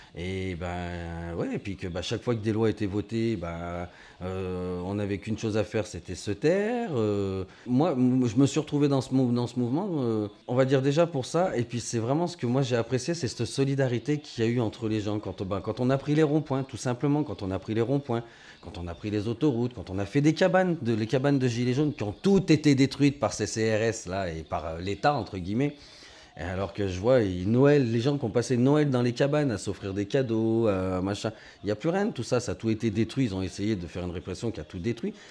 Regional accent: France; Nous, en tant que Français

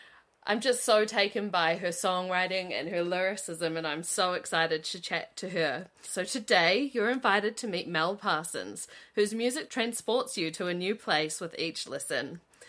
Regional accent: New Zealand; I'm from Tingaroo

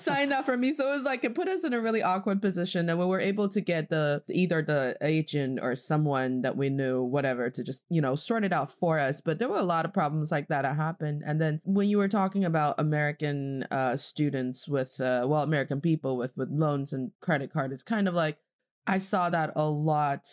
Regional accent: Northeast China, China; English is a second language; also born or lived in Boston, United States / Charlotte, United States; now in Beijing, China

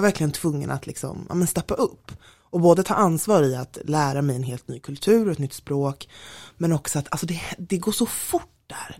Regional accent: Stockholm, Stockholm County, Sweden; also born or lived in London; jag är från Stockholm som man mm. hör väldigt tydligt

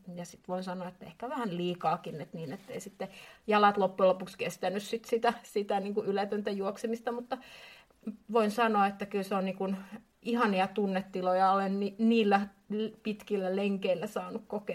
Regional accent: Espoo, Uusimaa, Finland; olen espoolainen

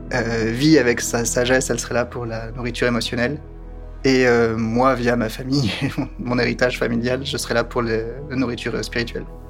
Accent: France; je suis français

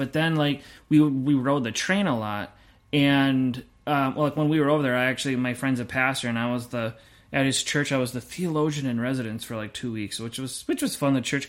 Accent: United States; we're American

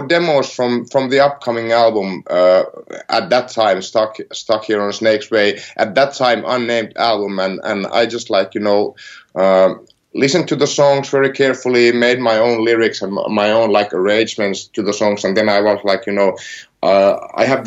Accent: near Helsinki, Uusimaa, Finland; I'm not from Karhula. I'm like from near Helsinki

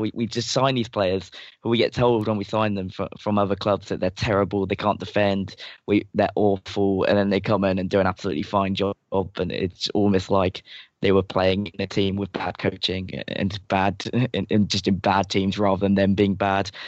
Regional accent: England, United Kingdom; I'm English and we are just really bad

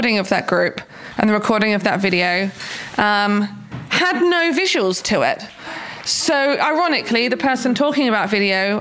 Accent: Buckinghamshire, South East England, United Kingdom; moved away; I grew up in Buckinghamshire in the UK

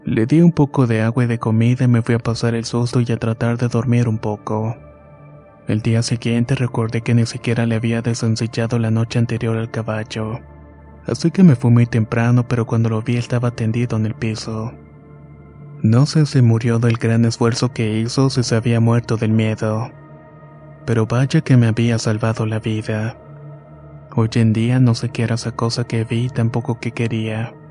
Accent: Guanajuato, Mexico; para comenzar mi historia me gustaría decir que soy originario de Guanajuato.

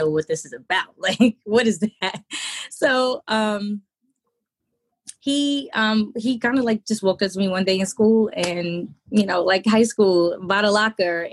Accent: New York City, New York, United States; We're both from Jamaica, Queens.

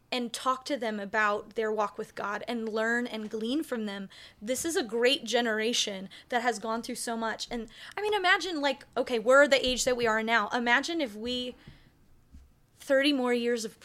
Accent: Michigan, United States; moved away as an adult; also born or lived in Nashville, Tennessee / Cape Town, South Africa; I'm a 32-year-old woman who grew up in Michigan

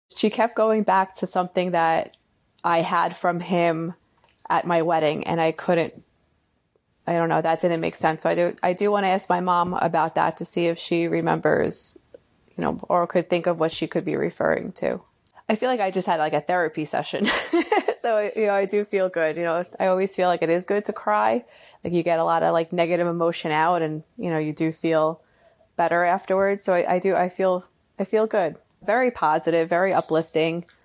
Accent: Long Island, New York, United States; I'm from Long Island

